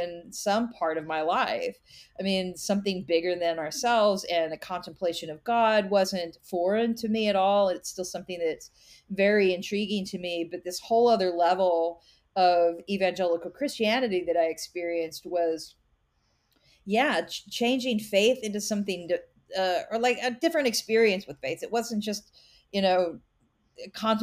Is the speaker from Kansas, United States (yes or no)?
yes; Kansas, United States; I grew up in Kansas in a small town